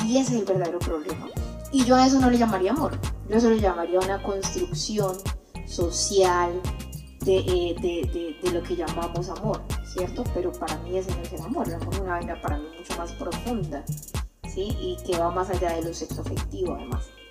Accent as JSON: {"language": "Spanish", "town": "Buenaventura", "region": "Valle del Cauca", "country": "Colombia", "tie": "born or raised there", "also_born_or_lived": "Cali", "said": "yo soy una chica de Buenaventura, nacida aquí, amante de Buenaventura, que por cosas de la vida tuve que estar en otros espacios como en Cali"}